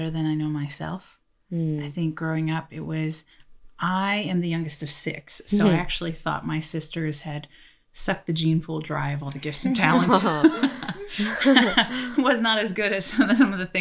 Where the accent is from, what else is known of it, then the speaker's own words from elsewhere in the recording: Canada; I'm Canadian.